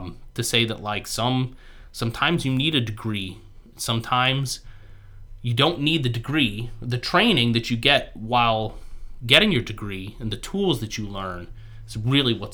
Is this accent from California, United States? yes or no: no; Ohio, United States; I was born and raised in Ohio. I live like 10 minutes from where I was born and raised, and I want to stay in Ohio